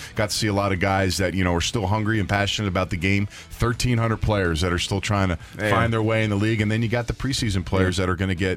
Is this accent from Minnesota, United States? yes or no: no; Philadelphia, Pennsylvania, United States; I'm from Philadelphia, born and raised